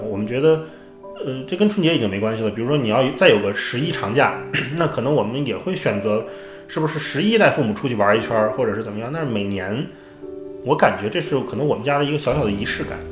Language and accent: Chinese; Beijing, China; 因为我家是北京的